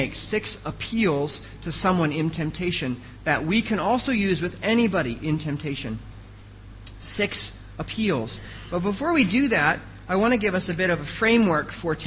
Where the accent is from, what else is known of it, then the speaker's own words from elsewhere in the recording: United States; moved away; I am an American